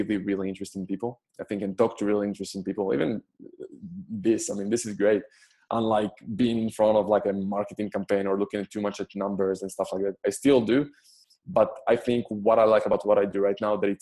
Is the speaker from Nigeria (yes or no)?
no; Israel; moved away as an adult; So I'm personally Israeli. I'm born and raised in Israel.